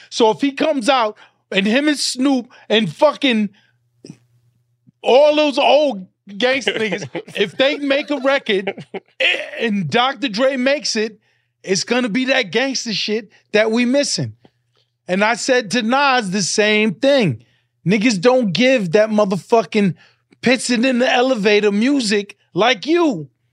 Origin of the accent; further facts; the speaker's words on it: New York City, New York, United States; I'm a Hollis nigga